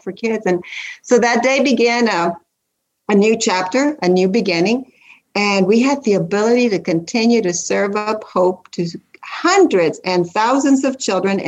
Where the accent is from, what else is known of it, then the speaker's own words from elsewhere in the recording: South Texas, United States; now in Central Kentucky, United States; I'm from South Texas with Hispanic roots